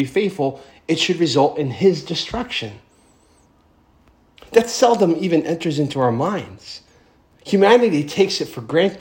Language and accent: English; United States